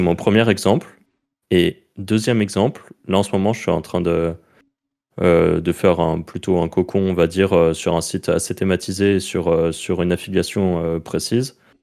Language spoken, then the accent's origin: French; France; accent: French; mon accent français